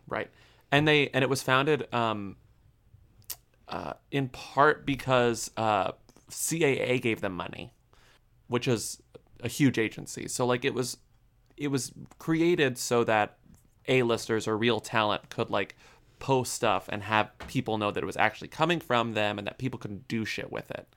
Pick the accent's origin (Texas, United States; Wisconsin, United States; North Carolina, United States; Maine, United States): Texas, United States; I'm from Texas